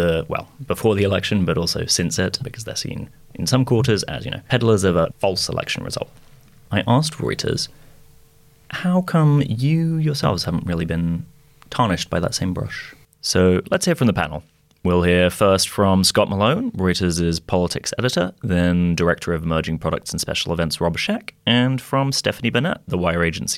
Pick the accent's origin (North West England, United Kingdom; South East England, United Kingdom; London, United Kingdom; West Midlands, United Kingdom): London, United Kingdom; Hounslow; also born or lived in United States; I will have you know, Dom, that I am from the London borough of Hounslow, and we, in fact, all sound like that over here. No, I went to university in the US, so I did 4 years for my undergrad